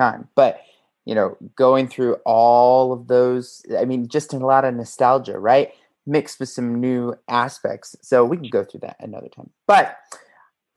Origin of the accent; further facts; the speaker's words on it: Las Vegas, Nevada, United States; I was born and raised in Vegas area